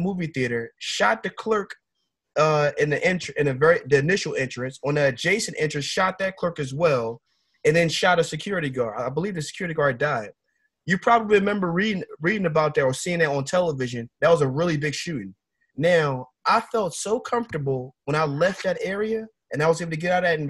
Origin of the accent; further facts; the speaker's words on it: Philadelphia, Pennsylvania, United States; Where I grew up in North Philadelphia